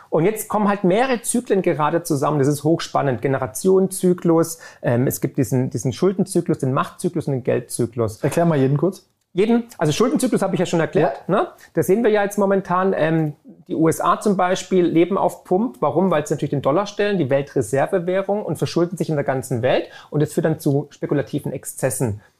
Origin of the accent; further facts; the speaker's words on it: Baden-Württemberg, Germany; Als Schwabe, wie du ja auch einer bist wie ich, kriegst du auf dem Sparbuch keine Zinsen mehr.